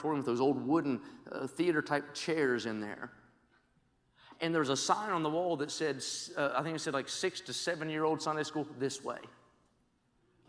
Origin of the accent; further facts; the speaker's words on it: West Virginia, United States; where I grew up in West Virginia.